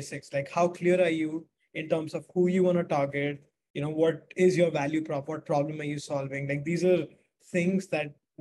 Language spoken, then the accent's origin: English; Delhi, India; I'm from Delhi, India